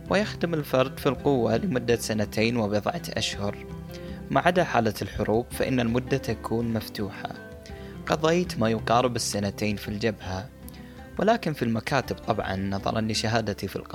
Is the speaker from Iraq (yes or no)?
yes; Mosul, Nineveh, Iraq; moved away; أيتها الموصل مدينتي العزيزة كم تحملين من الذكريات فأنت مركز محافظة نينوى والعريقة